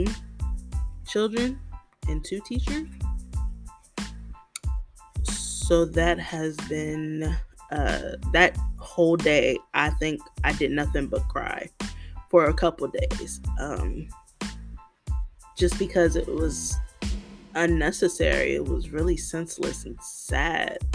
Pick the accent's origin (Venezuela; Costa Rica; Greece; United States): United States; being an American